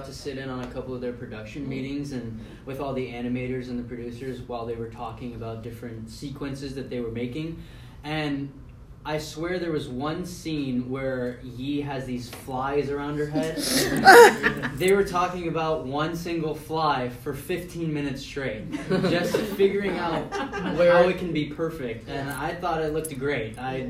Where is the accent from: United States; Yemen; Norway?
United States; California; born there; also born or lived in Florida; I was born here in California, and they missed it so much, so they wanted to come back out